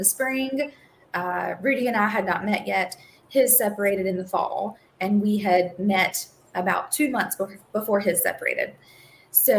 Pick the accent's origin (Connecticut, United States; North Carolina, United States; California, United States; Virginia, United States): North Carolina, United States; Eastern; moved away as an adult; now in Raleigh, United States; I am originally from Eastern North Carolina and born and raised in a very rural environment